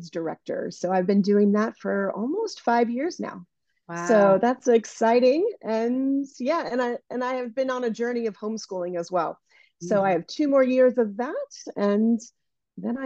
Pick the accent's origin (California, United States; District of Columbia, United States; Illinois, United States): District of Columbia, United States; Washington; now in San Francisco, United States; I call San Francisco my home, but I'm originally from the Washington, D.C. area